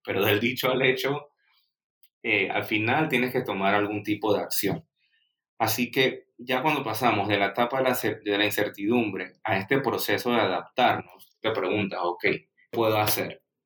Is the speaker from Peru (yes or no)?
no; Panama; siendo el primer panameño que tiene presencia en tu, en tu programa